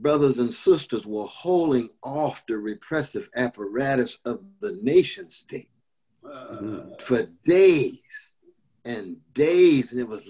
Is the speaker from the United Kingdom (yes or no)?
no; Sacramento, California, United States; when I was growing up in California, Sacto, on the chocolate side of town